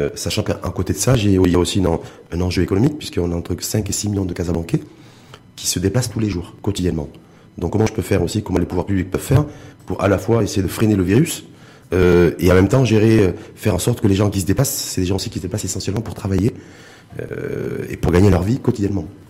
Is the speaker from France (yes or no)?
no; Morocco